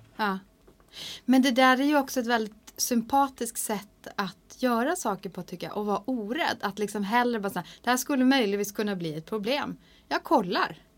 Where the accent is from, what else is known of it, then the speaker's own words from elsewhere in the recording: Hardangerfjord, Vestland, Norway; first language Norwegian; Swedish is a second language; moved away as an adult; now in Sweden; det är nära där som jag växte upp. Som heter mm. Folgefonna inne i Hardangerfjorden